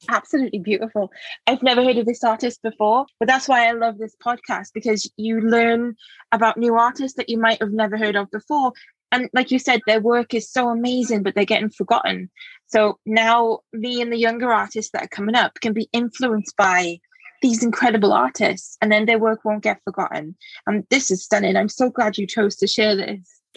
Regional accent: England, United Kingdom; moved away as an adult; also born or lived in Cambridge; now in Wales, United Kingdom; which is where I live now. I'm from England originally

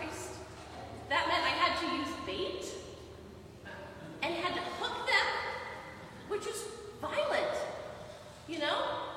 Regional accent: Midwest, United States; I'm from the Midwest. I grew up fishing, actually.

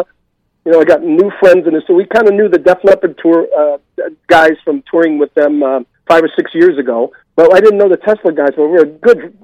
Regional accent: Boston, Massachusetts, United States; moved away as an adult; now in Los Angeles, United States; I'm a Bostonian

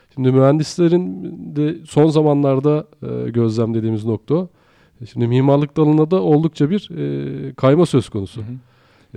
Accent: Afyonkarahisar, Turkey; moved away; Ben Afyonkarahisarlıyım

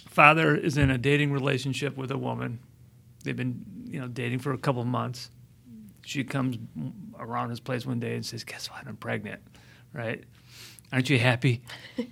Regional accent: Midwest, United States; I'm from the Midwest

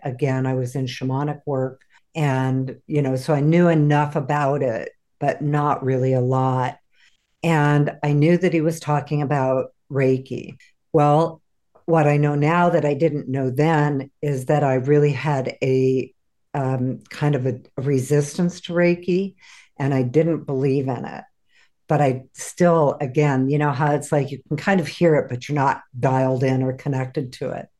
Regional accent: San Diego, California, United States; moved away as an adult; also born or lived in Oregon; I grew up in San Diego, California, and ended up moving to Oregon

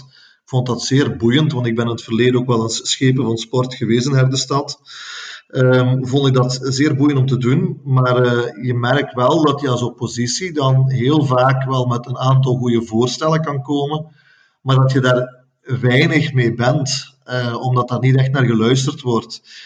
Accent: Herk-de-Stad, Flanders, Belgium; Ik voel me Herkenaar, ik voel me Limburger, ik voel me Vlaming, ik voel me Belg en ik voel me zelfs Europeaan.

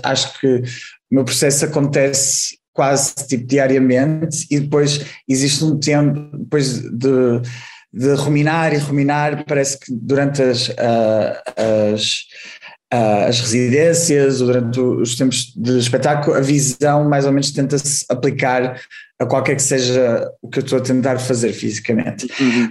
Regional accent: Porto, Norte, Portugal; moved away as an adult; also born or lived in Amsterdam, Netherlands; eu sou do Porto, uh, estudei na, no ginasiano, aqui no Porto, e depois, quando tinha 19 anos, fui para Amsterdão

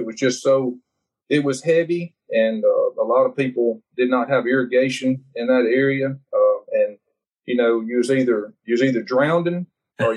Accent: Northeast Louisiana, United States; I'm a farmer from Northeast Louisiana

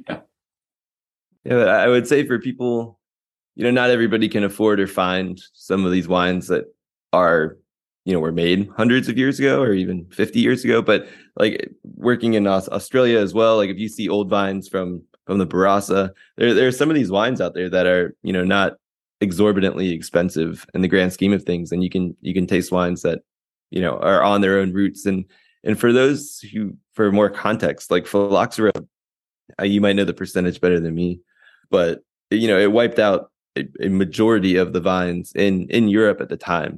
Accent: Virginia, United States; moved away; I'm I'm originally from Virginia

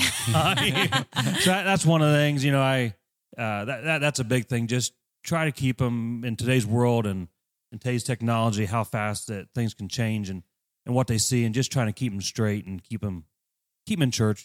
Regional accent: Greentown, Indiana, United States; I grew up at Green Town. My dad and mom farmed

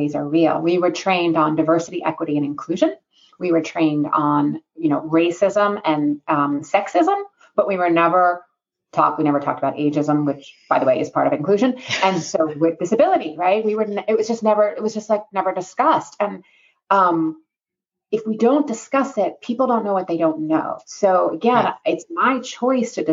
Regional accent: New York, United States; I'm a New Yorker, and living in New York

